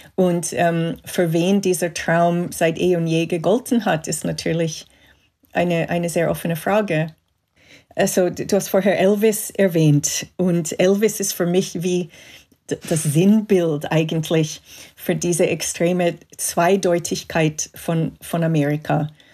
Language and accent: German; Montreal, Quebec, Canada; German is a second language; moved away; ich bin in Kanada aufgewachsen, in Montreal.